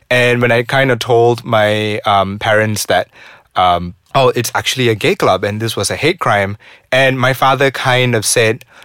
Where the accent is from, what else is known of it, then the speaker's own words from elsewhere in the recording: Seremban, Negeri Sembilan, Malaysia; So I come from Seremban